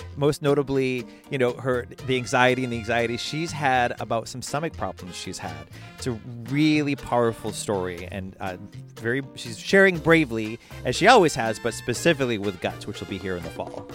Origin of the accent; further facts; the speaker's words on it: Boston, Massachusetts, United States; accent: Boston; my Boston accent